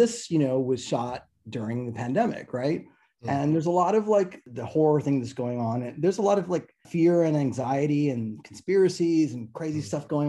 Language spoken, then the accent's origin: English; Toronto, Ontario, Canada; I am Canadian, so I sort of know it. I don't know BC well, but I'm from Toronto